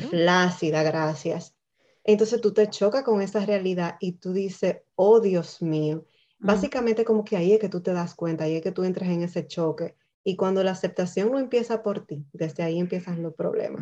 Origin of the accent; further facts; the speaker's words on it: Dominican Republic; now in Canada; Nosotras básicamente somos dos dominicanas en Canadá, madres también. Eh, inmigrantes